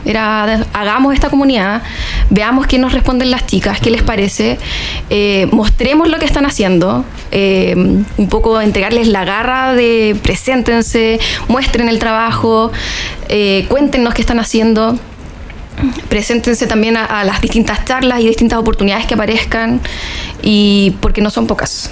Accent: Chile; éramos re pocos chilenos los que estábamos ahí

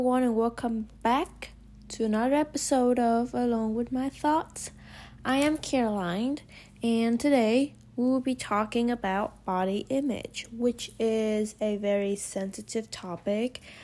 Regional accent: Hanoi, Vietnam; moved away as an adult; now in United States; I was born and raised in Vietnam.

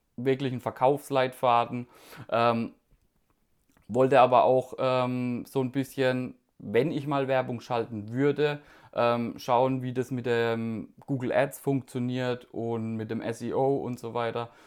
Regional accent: Karlsruhe, Baden-Württemberg, Germany; ich komme aus Karlsruhe

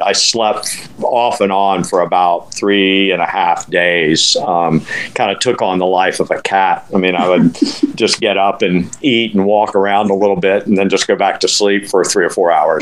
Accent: Winter Haven, Florida, United States; also born or lived in Colorado / Lakeland, Florida; I'm from Winter Haven

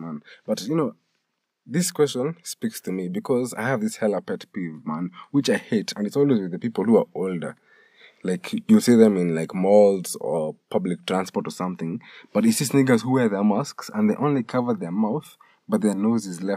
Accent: Kenya; being Kenyan

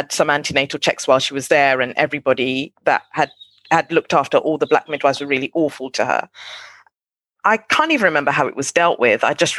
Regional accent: Nigeria; now in London, United Kingdom; I come from Nigeria where we speak 250 different languages.

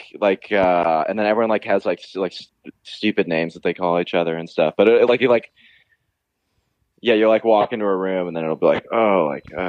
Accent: Santa Monica, California, United States; I'm from Santa Monica.

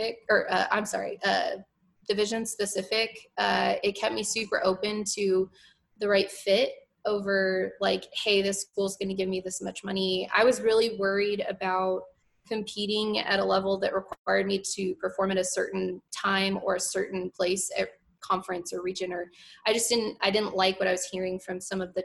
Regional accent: Arizona, United States; moved away as an adult; I'm from Arizona

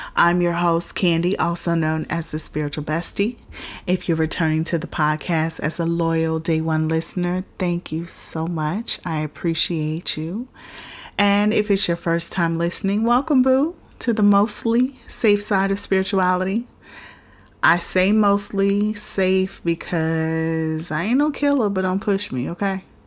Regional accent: Florida, United States; I'm from Florida, so we used to go to Disney World like regularly enough

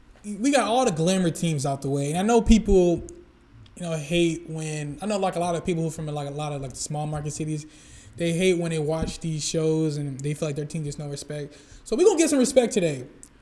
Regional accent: St. Louis, Missouri, United States; we're from St. Louis.

